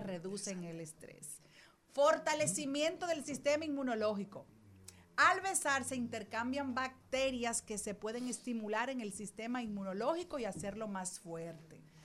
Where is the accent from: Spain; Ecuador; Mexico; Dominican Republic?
Dominican Republic; somos los dominicanos